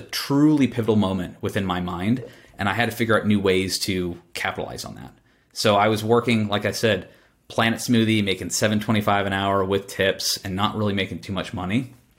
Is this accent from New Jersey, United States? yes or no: no; Boston, Massachusetts, United States; when I was born in Boston